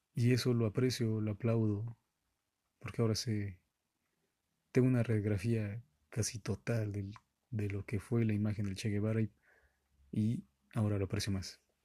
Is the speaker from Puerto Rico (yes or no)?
no; Mexico; yo soy de México.